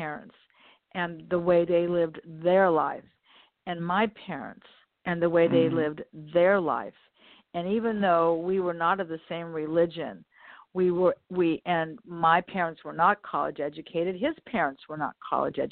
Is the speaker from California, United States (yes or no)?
yes; Los Angeles, California, United States; I was born and raised here in Westchester. Community within Los Angeles. I've always lived here